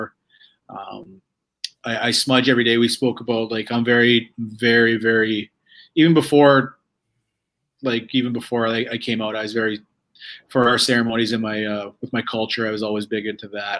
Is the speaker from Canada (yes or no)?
yes; Calgary, Alberta, Canada; I grew up in Calgary in the area, so I'm a Flames fan through and through